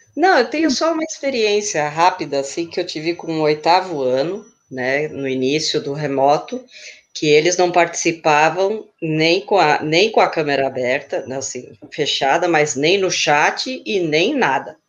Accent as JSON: {"language": "Portuguese", "country": "Chile", "tie": "born or raised there", "moved": "yes", "lives_now": "São Paulo, Brazil", "said": "eu nasci no Chile, mas eu moro aqui em São Paulo, no ABC"}